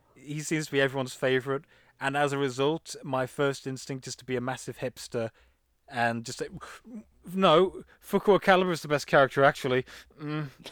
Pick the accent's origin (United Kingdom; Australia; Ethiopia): United Kingdom; England; I'm I'm English